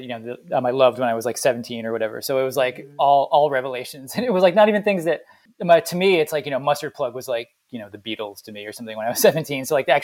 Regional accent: Jamaica; I'm from Jamaica. That's where I was born, in the sort of late 50s

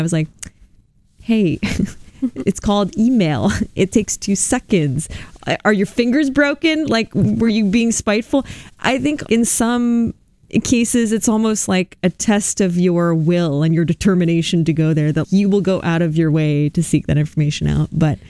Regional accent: Canada; I'm from Canada

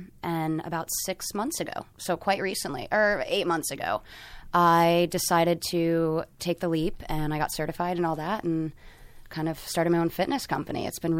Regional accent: New Jersey, United States; also born or lived in New York; now in Los Angeles, United States; I'm originally from New Jersey, and then I moved to the big city, New York, and now I've been in L.A. for a very long time.

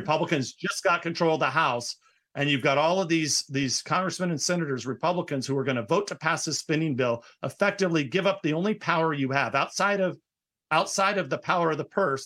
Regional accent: California, United States; also born or lived in Florida; my home state of California, you know, in comparison to my new state of Florida where I spend half my time

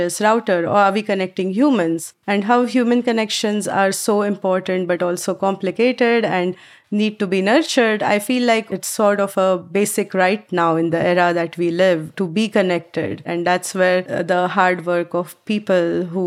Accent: Mumbai, Maharashtra, India; moved away as an adult; now in United States; I grew up back in Mumbai in India

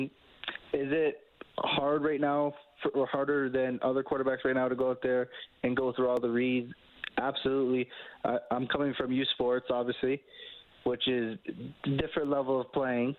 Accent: Canada; being a Canadian quarterback

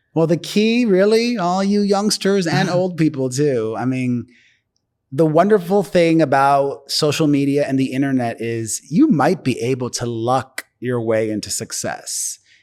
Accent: Miami, Florida, United States; moved away; I'm from Miami

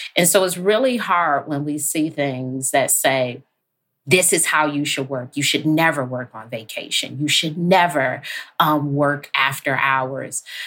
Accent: Detroit, Michigan, United States; I grew up in Detroit

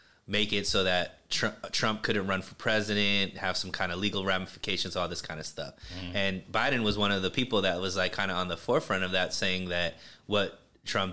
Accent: Bakersfield, California, United States; my hometown, Bakersfield.

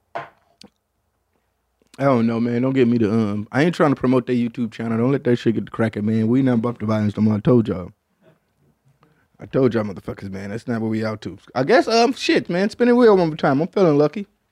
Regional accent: Michigan, United States; I'm from Michigan

